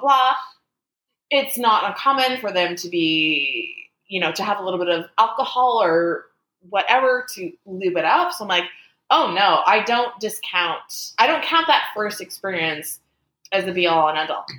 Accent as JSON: {"language": "English", "country": "Canada", "said": "I'm Canadian"}